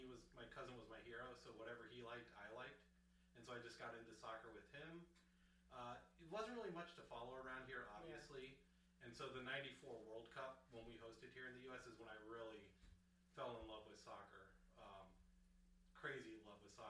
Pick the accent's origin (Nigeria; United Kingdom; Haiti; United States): United States; Springboro, Ohio; I grew up in Warren County, up in Springboro